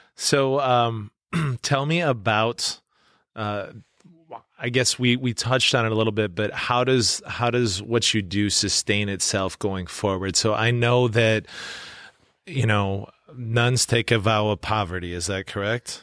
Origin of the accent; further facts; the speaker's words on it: Webster, South Dakota, United States; now in Yankton, United States; my hometown of Webster